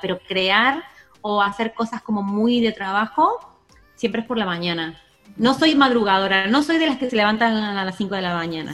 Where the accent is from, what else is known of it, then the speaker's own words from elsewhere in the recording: Argentina; moved away as an adult; now in Spain; soy una argentina que lleva 15 años en España